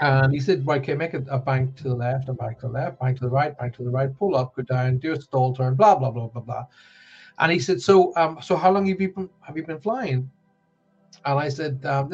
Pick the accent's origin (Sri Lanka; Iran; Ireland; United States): Ireland; now in Cornwall, United Kingdom; I was brought up on a farm in the middle of Ireland